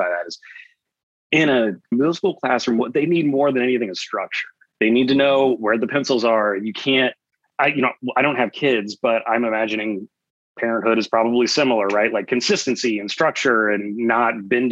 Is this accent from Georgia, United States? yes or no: yes; Atlanta, Georgia, United States; moved away as an adult; now in Austin, United States; I grew up in Atlanta, Georgia, in Metro Atlanta